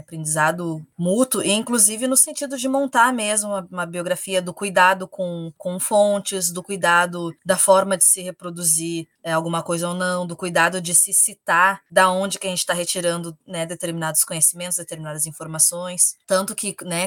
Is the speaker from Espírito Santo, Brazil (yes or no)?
no; Restinga, Rio Grande do Sul, Brazil; eu sou cria da Restinga